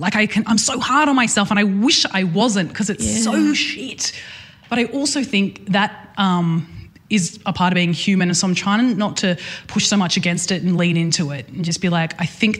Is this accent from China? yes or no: no; Newcastle, New South Wales, Australia; I'm from Newcastle